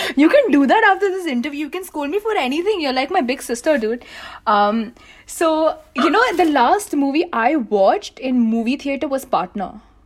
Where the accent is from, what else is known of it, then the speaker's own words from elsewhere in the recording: India; as an Indian creator